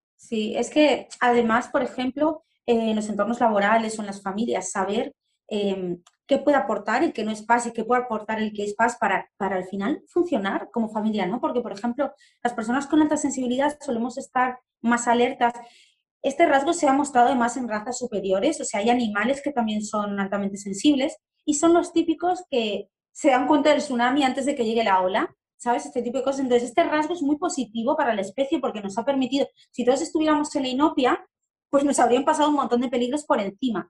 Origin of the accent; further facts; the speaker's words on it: Argentina; now in Spain; Soy argentina, vivo en España